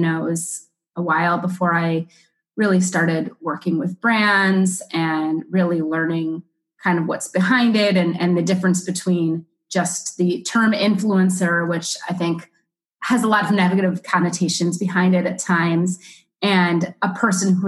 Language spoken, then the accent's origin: English; Chicago, Illinois, United States; also born or lived in New York City, United States; now in Miami, United States; I'm originally from Chicago, but I lived in New York City